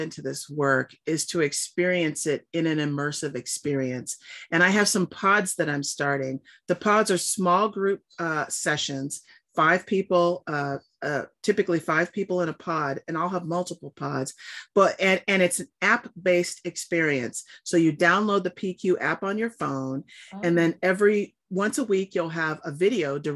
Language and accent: English; Southern California, United States; I grew up in Southern California near all the beaches